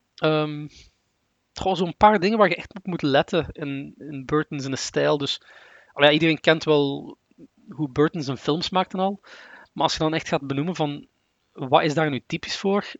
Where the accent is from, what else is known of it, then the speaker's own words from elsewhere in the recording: Sint-Truiden, Flanders, Belgium; ben normaal van sint